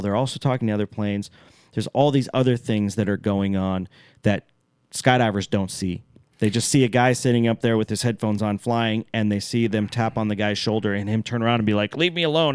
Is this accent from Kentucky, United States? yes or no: no; Alaska, United States; I'm from Alaska, for all you people out there that don't know that I'm from Alaska